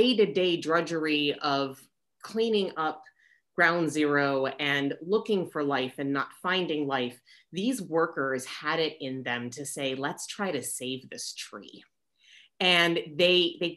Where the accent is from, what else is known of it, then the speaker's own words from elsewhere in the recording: New York City, New York, United States; moved away as an adult; now in Southern California, United States; as a New Yorker